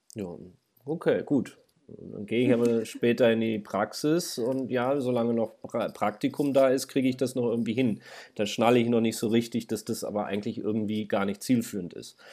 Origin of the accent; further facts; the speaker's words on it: Braunschweig, Lower Saxony, Germany; moved away as an adult; now in Hildesheim, Germany; ich komme ja aus Braunschweig eigentlich